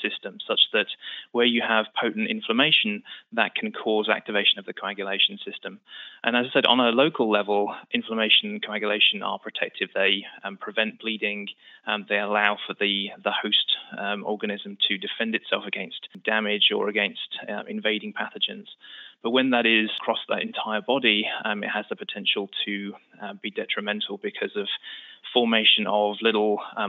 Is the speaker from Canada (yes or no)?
no; United Kingdom; moved away as an adult; now in United States; as you can tell from the accent, I'm not originally from New York. We moved from the UK about 5 years ago.